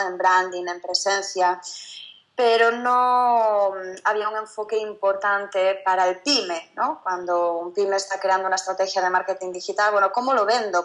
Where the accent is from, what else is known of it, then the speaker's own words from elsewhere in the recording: Galicia, Spain; moved away as an adult; now in Barcelona, Spain; yo soy gallega, yo no soy de, Barcelona, que es donde estamos el equipo principal de Rebeldes. Yo estaba en Galicia, hice mis estudios